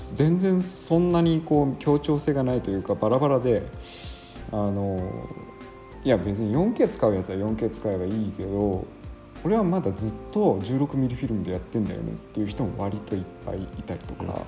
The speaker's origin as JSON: {"language": "Japanese", "region": "Gunma", "country": "Japan", "tie": "born or raised there", "also_born_or_lived": "Düsseldorf, Germany", "moved": "as an adult", "lives_now": "Kaga, Japan", "said": "僕の実家である群馬"}